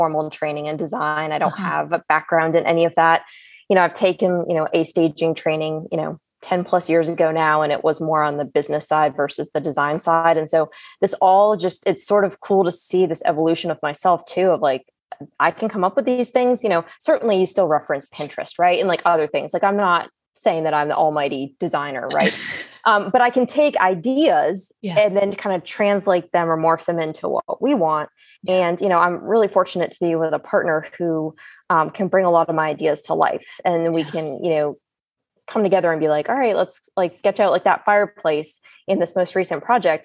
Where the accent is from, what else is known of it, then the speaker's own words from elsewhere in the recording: the North, United States; also born or lived in the South (US); now in US South; I'm from the North.